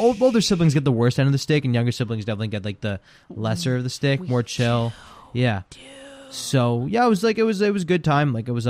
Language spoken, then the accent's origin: English; Ukraine; English is a second language; Yeah, yeah. But no, we're from Ukraine through and through, and yeah, it's pretty cool.